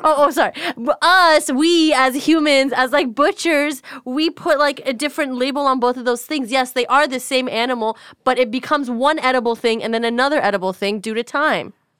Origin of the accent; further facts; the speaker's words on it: United States; I'm an American